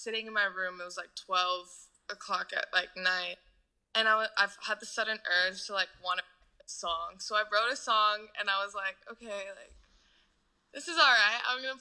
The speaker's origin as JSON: {"language": "English", "country": "Canada", "said": "I'm Canadian"}